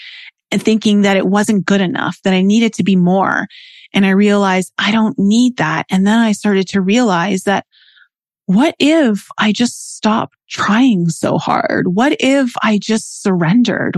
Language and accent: English; Toronto, Ontario, Canada; growing up in Toronto, Canada, it's a big city.